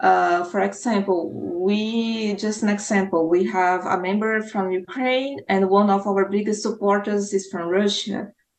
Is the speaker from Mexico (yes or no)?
no; Brazil; like I am Brazil, I'm from Brazil.